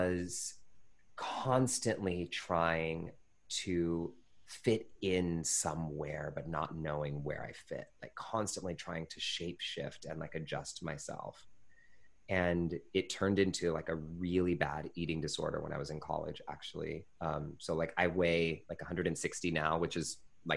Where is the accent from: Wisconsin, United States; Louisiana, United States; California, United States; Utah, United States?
California, United States; Pittsburg; I grew up in the Bay Area in Northern California in a little town called Pittsburgh, California